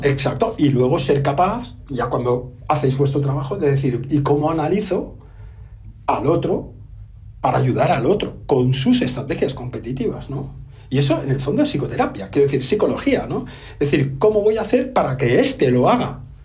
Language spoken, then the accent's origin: Spanish; Catalonia, Spain; Yo soy catalán